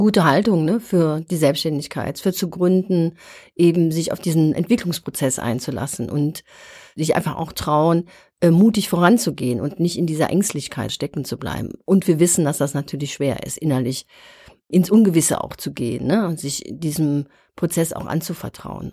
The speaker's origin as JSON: {"language": "German", "country": "Germany", "said": "wir Deutschen"}